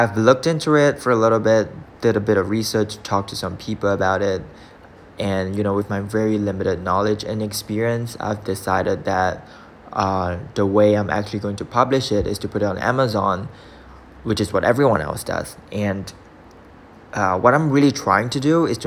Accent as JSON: {"language": "English", "country": "Singapore", "said": "I'm from Singapore"}